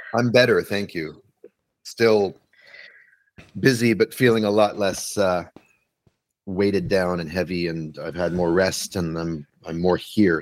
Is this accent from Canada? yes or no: yes; Canada; moved away as an adult; now in New York City, United States; I'm a Canadian born person living in New York City